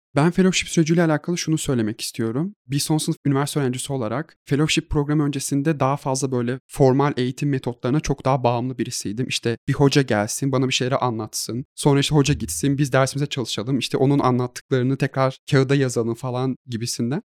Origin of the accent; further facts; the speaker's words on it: Edirne, Turkey; moved away as an adult; now in Izmir, Turkey; Edirneliyim. Ege Üniversitesi'nde Uluslararası İlişkiler son sınıf öğrencisiyim. Kırsal kesimde doğdum büyüdüm